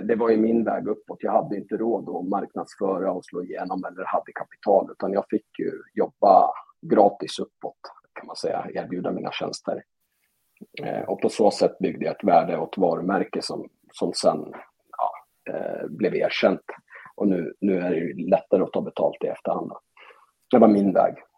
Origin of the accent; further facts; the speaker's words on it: Stockholm, Stockholm County, Sweden; also born or lived in Europe; now in Falun, Sweden; Jag är från Stockholm och efter en lång resa ute i Europa så landade jag i Falun till slut